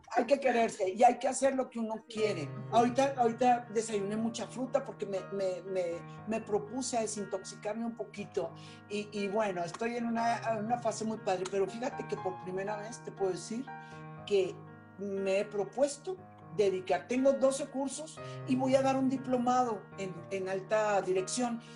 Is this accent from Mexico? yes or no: yes; Mexico; moved away; also born or lived in Nicaragua / Spain; no creyeron en mí en mi país, no creyeron en mí en México